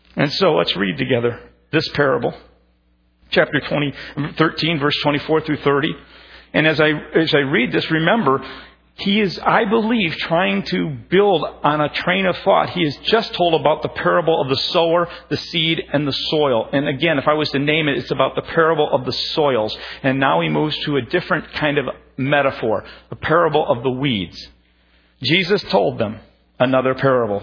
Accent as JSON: {"language": "English", "region": "Minnesota", "country": "United States", "tie": "born or raised there", "said": "growing up, you know, being a Minnesotan"}